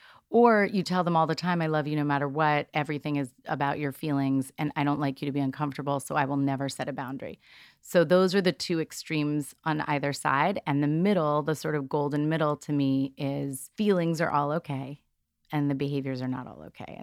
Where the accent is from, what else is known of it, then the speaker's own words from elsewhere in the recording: New York, United States; I'm from New York